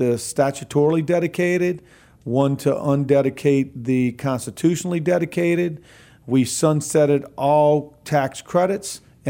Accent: New Orleans, Louisiana, United States; I come from the New Orleans region. Mm-hmm. I was born and raised there, but I live on the North Shore.

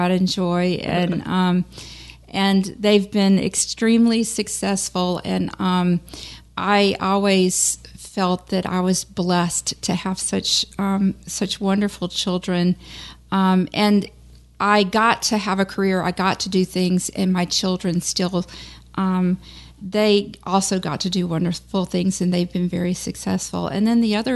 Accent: Baton Rouge, Louisiana, United States; moved away; Baton Rouge, you know, my hometown

